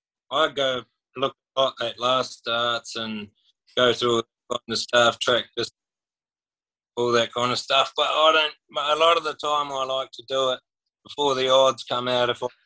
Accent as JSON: {"language": "English", "country": "New Zealand", "moved": "yes", "lives_now": "Mackay, Australia", "said": "Mackay, North Queensland, but I moved over from New Zealand like about 8 years ago with pretty much my whole family moved over."}